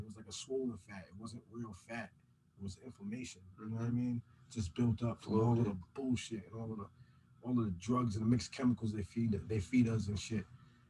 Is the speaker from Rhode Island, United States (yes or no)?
yes; Providence, Rhode Island, United States; also born or lived in Riverside, East Providence; I was born in Southside. I grew up in West Elmwood.